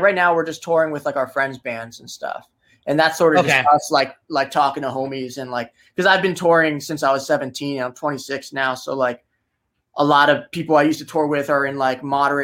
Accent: New Jersey, United States; accent: Jersey

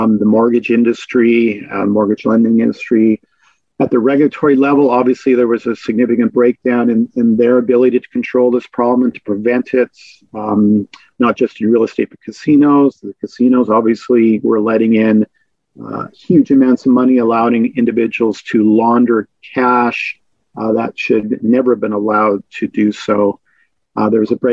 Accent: Vancouver, British Columbia, Canada; I'm from Vancouver

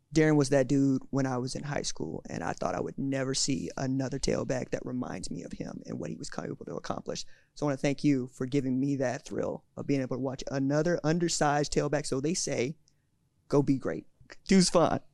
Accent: Tulsa, Oklahoma, United States; I'm from Tulsa.

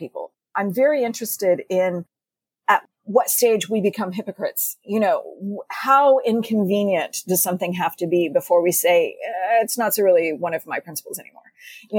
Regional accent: Texas, United States; I was growing up in Texas

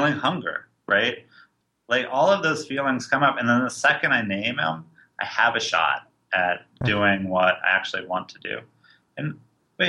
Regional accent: San Francisco, California, United States; I'm from San Francisco

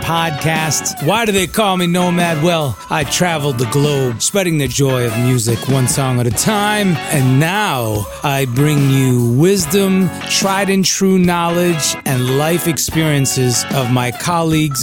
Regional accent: New York, United States; born in New York

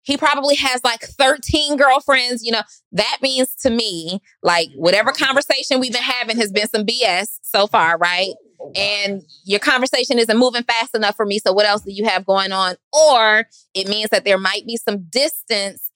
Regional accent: Atlanta, Georgia, United States; I'm from Atlanta.

